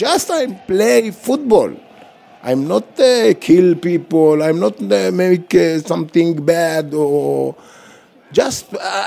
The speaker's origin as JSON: {"language": "English", "town": "Jaffa", "region": "Tel Aviv District", "country": "Israel", "second_language": "English", "said": "I'm from Jaffa, go to the Olympic Games with the national team."}